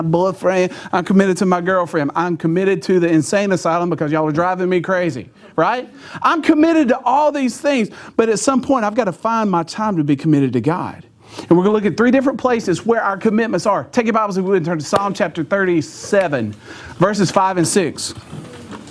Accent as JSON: {"language": "English", "town": "Clinton", "country": "United States", "said": "I'm from Clinton"}